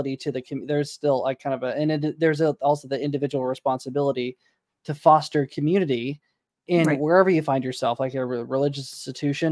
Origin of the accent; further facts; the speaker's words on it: Tulsa, Oklahoma, United States; My hometown, Tulsa, Oklahoma